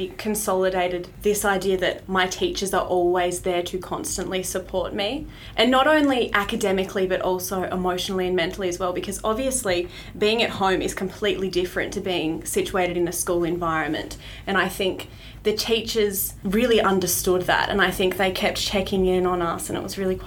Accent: Hobart, Tasmania, Australia; I went to Moona Primary School from kinder to year 6, and then Ogilvie High School 7 to 10, and now, like you said, I am at Elizabeth College.

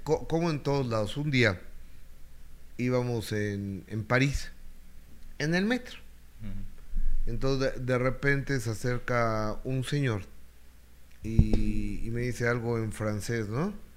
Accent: Mexico; también los mexicanos pagamos

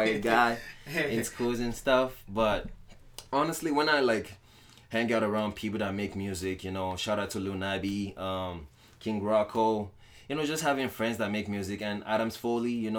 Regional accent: Lagos, Nigeria; also born or lived in Ondo, Nigeria; now in Winnipeg, Canada; I grew up in Nigeria, Lagos. You know, I'm originally from Ondo town, you know, back in Nigeria

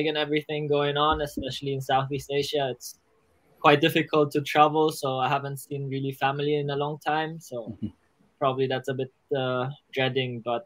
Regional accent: Germany; we grew up in Germany next to the school, elementary school

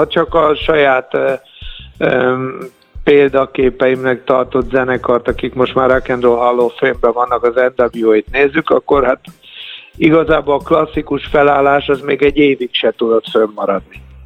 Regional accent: Budapest, Hungary; Hát a nyolcadik kerületben nőttem föl

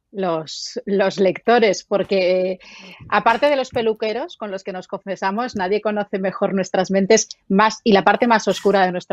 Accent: Barcelona, Catalonia, Spain; yo soy de Barcelona

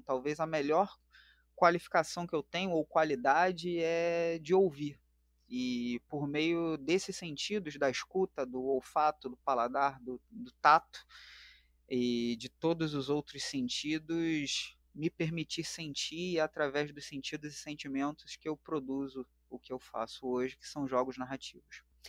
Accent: Rio de Janeiro, Brazil; Eu sou aqui natural da capital do Rio de Janeiro, sou do Complexo do Alemão

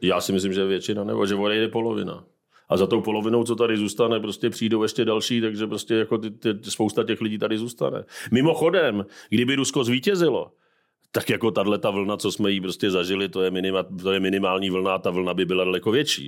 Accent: Czechia; jako Češi

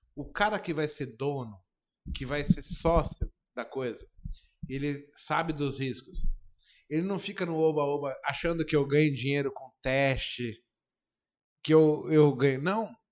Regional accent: Brazil; moved away; eu saí da Brasilândia

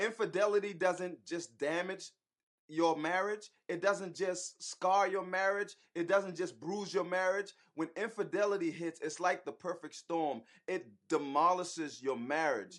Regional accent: Charleston, South Carolina, United States; accent: Geechee/Gullah; now in Atlanta, United States; we're originally from Charleston, South Carolina. So if y'all hear the Geechee, if y'all hear the Gullah coming out of us sometime

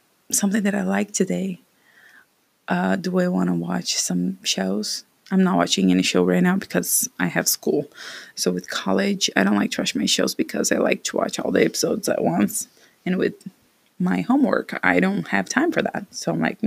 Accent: Brazil; English is a second language; moved away as an adult; also born or lived in United States; I came to the US after 2 years of studying English in my home country, Brazil

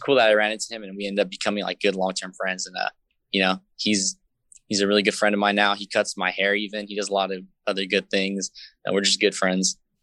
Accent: San Jose, California, United States; I was born and raised in San Jose, up here

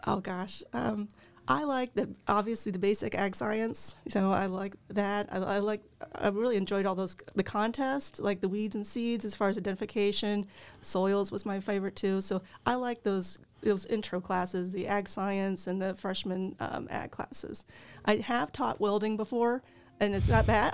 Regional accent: Mercer County, Illinois, United States; Um, I was over there by the, between the Viola and Alexis area. That's where my parents have a Centennial Farm, and that's where I grew up

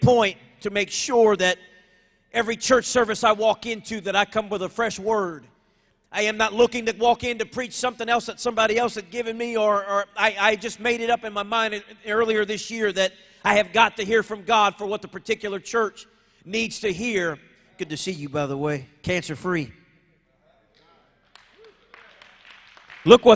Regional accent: New Iberia, Louisiana, United States; now in Richmond, United States; I used to be from New Iberia, Louisiana, and now being hearing it said that I'm from Richmond, Texas

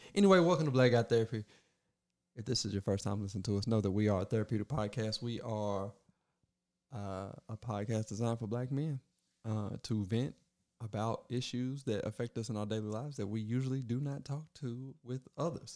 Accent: Kentucky, United States; I was born in Kentucky

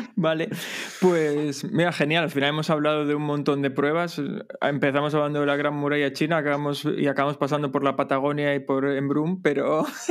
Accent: Asturias, Spain; en Asturias utilizamos mucho las palabras mozo y moza

